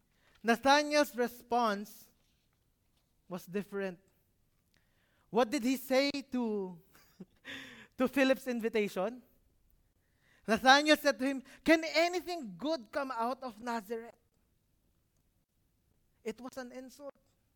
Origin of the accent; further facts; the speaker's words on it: Muharraq, Muharraq Governorate, Bahrain; Can anything good come out of Manama? I'm from Muharak.